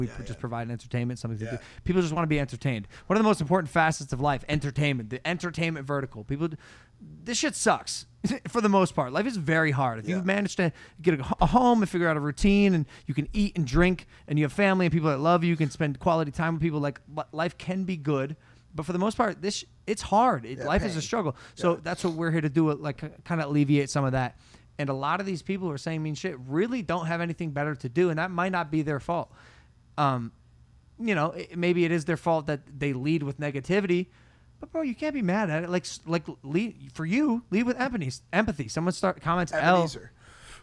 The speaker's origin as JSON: {"language": "English", "town": "Cleveland", "region": "Ohio", "country": "United States", "tie": "born or raised there", "also_born_or_lived": "Los Angeles", "moved": "yes", "lives_now": "Puerto Rico", "said": "my hometown of Cleveland"}